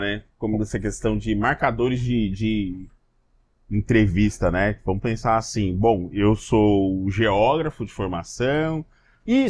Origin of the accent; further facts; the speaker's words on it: Três Lagoas, Mato Grosso do Sul, Brazil; moved away as an adult; now in Acre, Brazil; da cidade de Três Lagoas, que é minha cidade natal